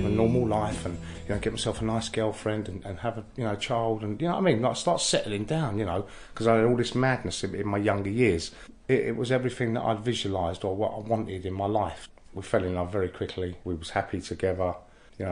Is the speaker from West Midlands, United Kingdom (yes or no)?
no; London, United Kingdom; I grew up in Innisfail Road, Oxford Street, Baker Street, Marylebone, Kilburn, you know, Paddington, Warwick Avenue